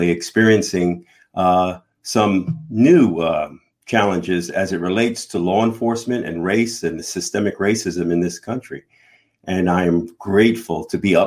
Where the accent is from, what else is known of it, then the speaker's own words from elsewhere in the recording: New York City, New York, United States; growing up in the South Bronx